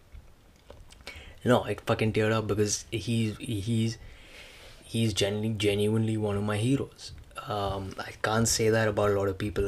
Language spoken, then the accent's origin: English; India; now in Canada; being Indian